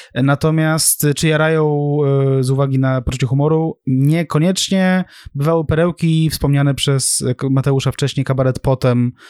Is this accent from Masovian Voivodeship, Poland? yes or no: yes; Sulejówek, Masovian Voivodeship, Poland; u nas w Sulejówku